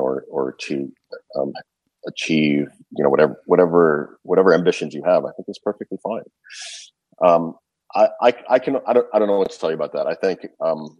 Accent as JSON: {"language": "English", "country": "Canada", "tie": "born or raised there", "said": "I grew up in Canada"}